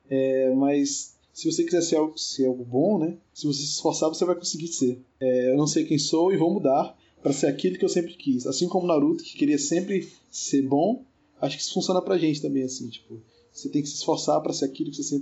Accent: Northeast Region, Brazil; como sou aqui do Nordeste, né, é, eu tô inclinado para escolher forró

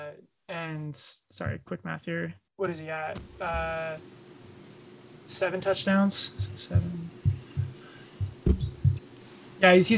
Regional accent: Southern California, United States; growing up in Southern California

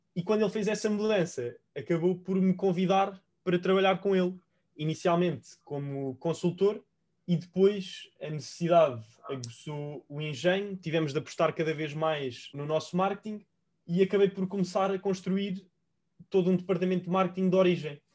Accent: Portugal; also born or lived in Spain; eu estava, enquanto português, a trabalhar em Espanha para uma empresa irlandesa

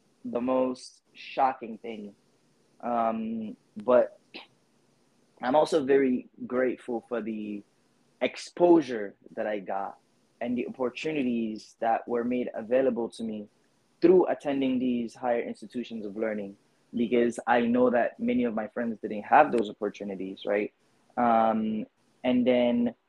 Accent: New York City, New York, United States; also born or lived in Guinea; growing up in the Bronx

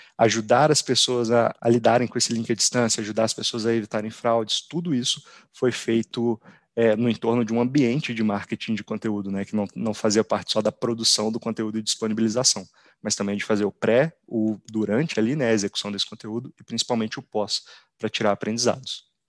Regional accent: Belo Horizonte, Minas Gerais, Brazil; moved away as an adult; now in São Paulo, Brazil; sou natural de, de Belo Horizonte, atualmente eu moro em São Paulo.

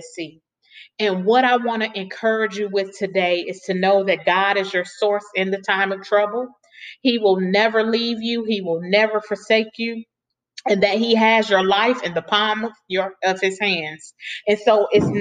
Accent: Chicago, Illinois, United States; Chicago, because that's my home state, that's where I was born and raised

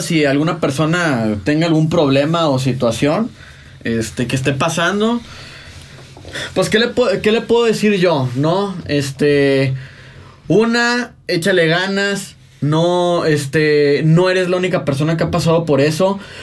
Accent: Mexico; nosotros como mexicanos

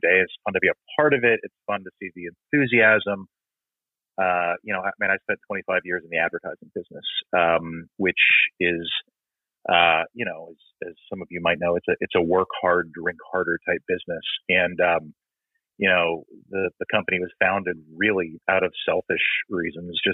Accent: New Jersey, United States; I'm from New Jersey

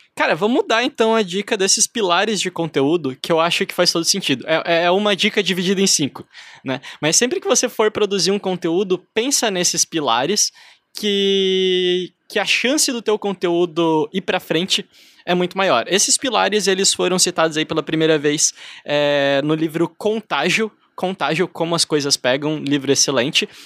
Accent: Brazil; me identificava como brasileiro

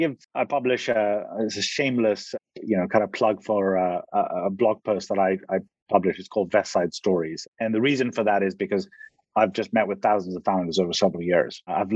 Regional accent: Egypt; also born or lived in Pakistan / Kenya / United Kingdom; I was born in Pakistan, I grew up in Egypt and lived in Kenya, lived in the UK

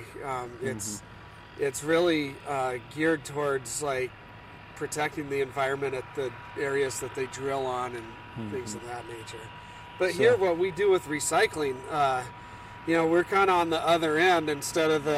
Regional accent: Corvallis, Oregon, United States; moved away as an adult; also born or lived in Portland, Oregon / California / Texas; now in Bend, United States; I grew up here in Oregon, in Corvallis.

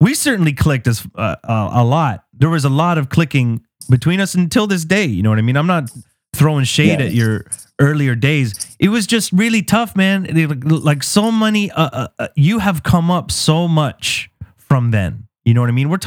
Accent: Canada; as a Canadian

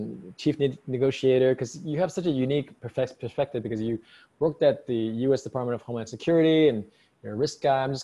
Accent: New York City, New York, United States; I'm from New York City

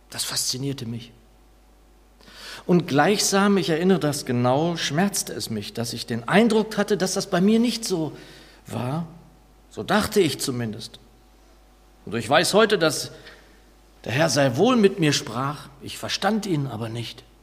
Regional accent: Northern Germany, Germany; da mir das als Norddeutscher ohnehin wenig bis nichts bedeutet

